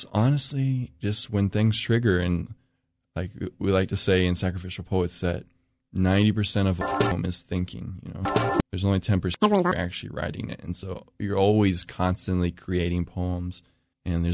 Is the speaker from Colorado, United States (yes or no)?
no; Chapel Hill, North Carolina, United States; I'm originally from Chapel Hill. I grew up in this area my whole life